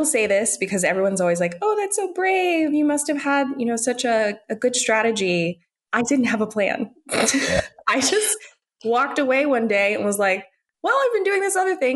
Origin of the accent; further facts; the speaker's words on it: United States; I grew up in the United States. I am an American woman